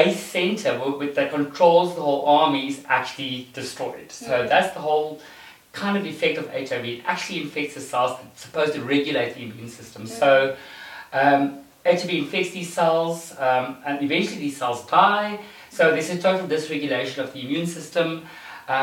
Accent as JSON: {"language": "English", "town": "Standerton", "region": "Mpumalanga", "country": "South Africa", "tie": "born or raised there", "moved": "as an adult", "lives_now": "Johannesburg, South Africa", "said": "I grew up in a town called Standerton, so it's in Mpumalanga. Born, raised there, and then I moved to Joburg when I came to live to study."}